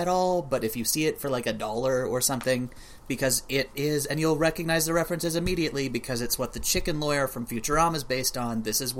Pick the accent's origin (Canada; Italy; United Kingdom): Canada; Alberta; I'm from Alberta.